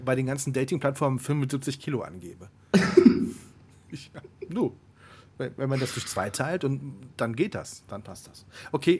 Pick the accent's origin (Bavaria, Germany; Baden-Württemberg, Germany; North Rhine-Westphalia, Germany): North Rhine-Westphalia, Germany; Siegburg; moved away; meiner Heimatstadt Siegburg